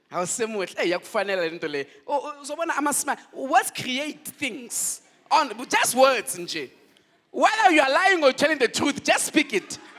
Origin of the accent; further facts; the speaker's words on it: Nigeria; No, I did not know which side to belong because I love South Africa, but I'm a Nigerian.